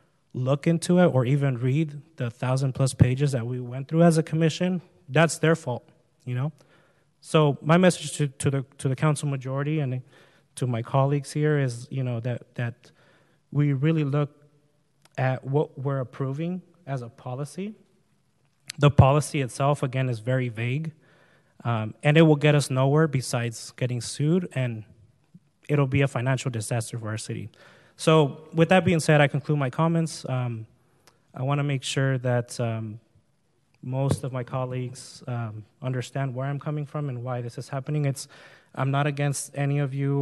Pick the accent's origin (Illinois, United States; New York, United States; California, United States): California, United States; Huntington Beach; I grew up in Oakview, which is one of the lowest income neighborhoods in Huntington Beach.